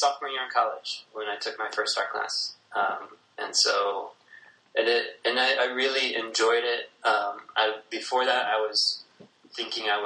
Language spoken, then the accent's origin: English; Algona, Iowa, United States; I'm from a small town in northern Iowa called Algona, Iowa